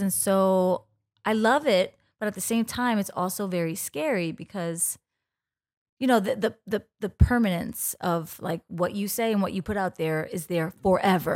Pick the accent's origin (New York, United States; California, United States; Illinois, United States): New York, United States; New York City; I grew up in the Bronx, um, on Castle Hill